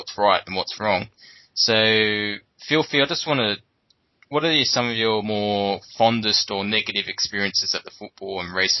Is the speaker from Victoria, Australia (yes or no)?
no; New South Wales, Australia; because I'm also from New South Wales.